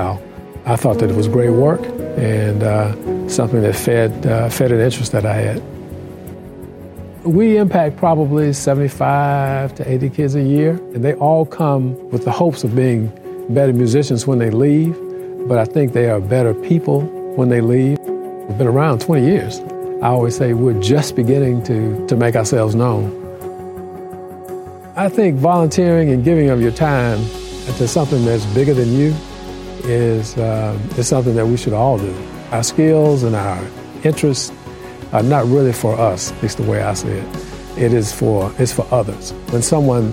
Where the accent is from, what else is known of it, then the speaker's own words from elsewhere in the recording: Tuskegee, Alabama, United States; moved away; I'm originally from Tuskegee, Alabama. Both my parents worked for the university